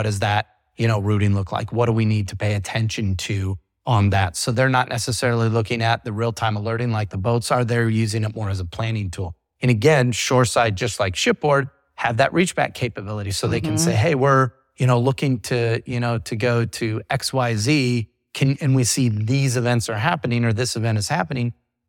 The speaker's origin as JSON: {"language": "English", "region": "England", "country": "United Kingdom", "said": "Our headquarters is in the UK, if you can't tell by my accent."}